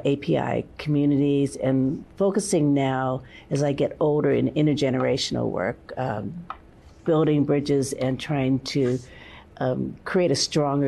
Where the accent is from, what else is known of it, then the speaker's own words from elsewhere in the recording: San Francisco, California, United States; Born and raised in San Francisco.